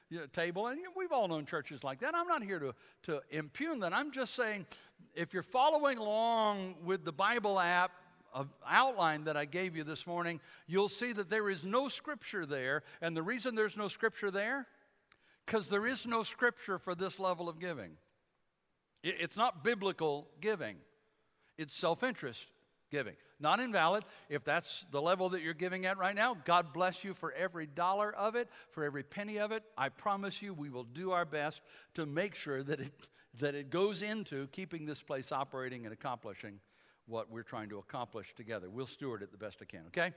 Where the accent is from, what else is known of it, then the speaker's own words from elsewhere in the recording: Detroit, Michigan, United States; I grew up in Detroit